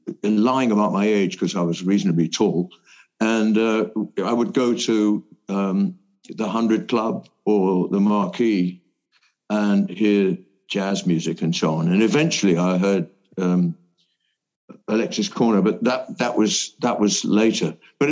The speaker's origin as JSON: {"language": "English", "town": "Portsmouth", "region": "South East England", "country": "United Kingdom", "said": "My father, who was in the Navy, that's why I'm from Portsmouth"}